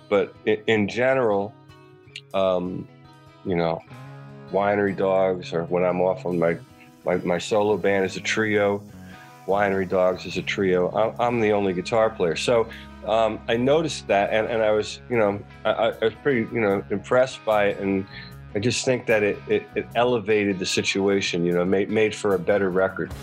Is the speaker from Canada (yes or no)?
no; outside of Philadelphia, Pennsylvania, United States; I grew up outside of Philadelphia